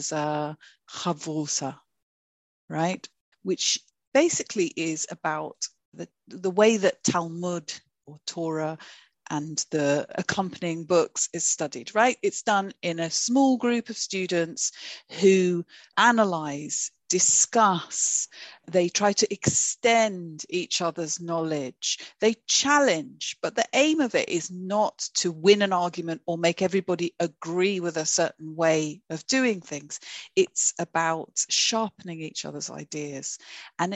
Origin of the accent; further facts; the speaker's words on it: London, United Kingdom; we all grew up and lived in Golders Green